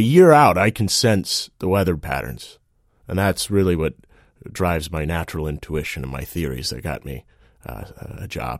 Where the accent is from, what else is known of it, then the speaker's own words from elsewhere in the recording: Virginia, United States; I'm from Jefferson County, Virginia. I grew up in a big family.